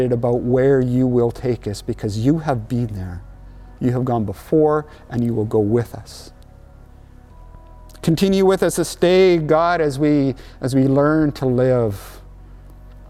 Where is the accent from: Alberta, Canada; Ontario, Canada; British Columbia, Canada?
British Columbia, Canada; Mission; moved away as an adult; also born or lived in Rhineland, Saskatchewan; we're from Mission. It's right close to Vancouver